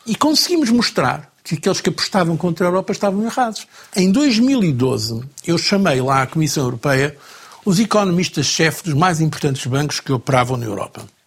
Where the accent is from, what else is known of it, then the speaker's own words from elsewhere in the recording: Trás-os-Montes, Norte, Portugal; a minha família, é Trás-os-Montes, a, a, a, zona de onde eu venho é a zona que sempre votou mais PSD